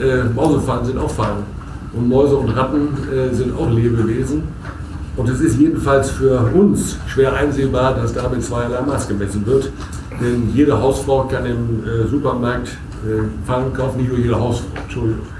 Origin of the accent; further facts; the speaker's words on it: Münsterland, North Rhine-Westphalia, Germany; bei uns im Münsterland